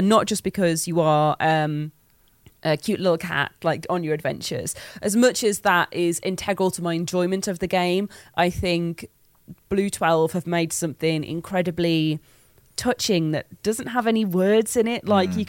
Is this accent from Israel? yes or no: no; Black Country, West Midlands, United Kingdom; accent: Black Country (Yam Yam); I have a Black Country accent. It's a Yam accent.